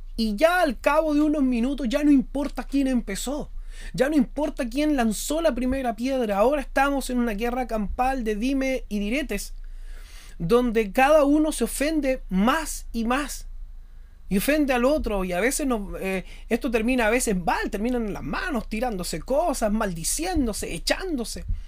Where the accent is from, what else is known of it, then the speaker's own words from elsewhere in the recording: Chile; yo soy chileno y estoy viviendo actualmente una situación compleja en mi país